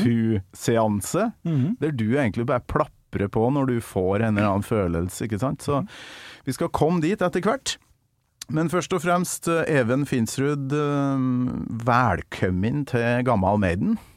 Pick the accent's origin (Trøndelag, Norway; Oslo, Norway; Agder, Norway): Trøndelag, Norway; jeg kommer fra Nord-Trøndelag